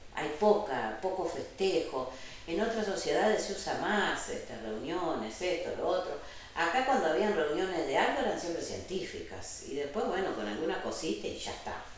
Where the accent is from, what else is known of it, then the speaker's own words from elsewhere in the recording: Pando, Canelones, Uruguay; soy de Pando, ginecóloga, nacida y criada, fui a la escuela y al liceo Campando toda mi vida, viví en Pando hasta que empecé la facultad